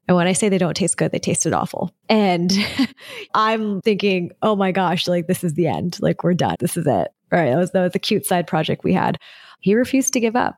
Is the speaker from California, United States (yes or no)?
yes; Southern California, United States; I was born and raised in Southern California